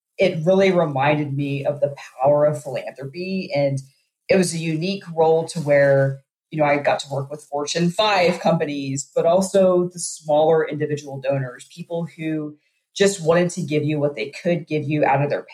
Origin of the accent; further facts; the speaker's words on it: Uvalde, Texas, United States; I grew up in Uvalde and went to elementary school there as well